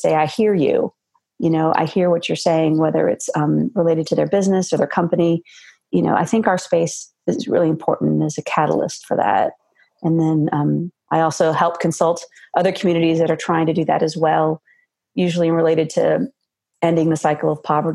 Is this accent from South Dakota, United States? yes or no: no; Silicon Valley, California, United States; moved away as an adult; now in Georgia, United States; I grew up in Silicon Valley in California on the West Coast and moved to the Southeast almost 20 years ago